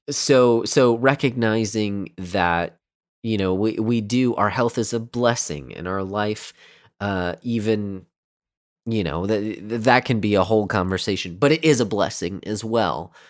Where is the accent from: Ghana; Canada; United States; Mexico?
United States; I say this as an American